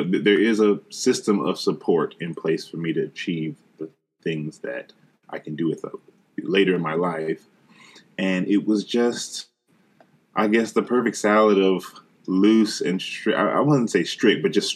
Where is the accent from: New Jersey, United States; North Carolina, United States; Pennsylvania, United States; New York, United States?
North Carolina, United States; Charlotte; I was born and raised in Charlotte, North Carolina